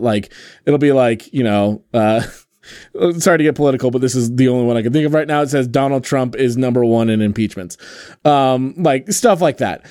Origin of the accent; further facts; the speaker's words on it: Pacific Northwest, United States; Growing up in the Pacific Northwest